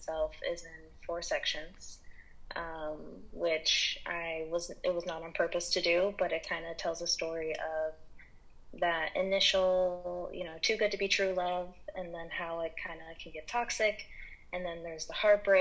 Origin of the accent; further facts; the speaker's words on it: Rochester, New York, United States; also born or lived in Portland, Oregon; now in Los Angeles, United States; I am from Rochester, New York, and lived in Portland, Oregon for a while, and now I'm